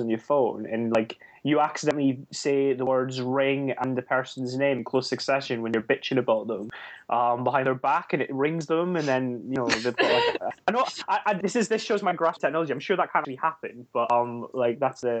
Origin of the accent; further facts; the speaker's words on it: Scotland, United Kingdom; I'm Scottish